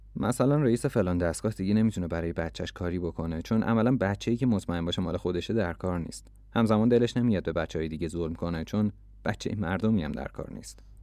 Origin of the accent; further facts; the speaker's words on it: Iran; من ایرانیم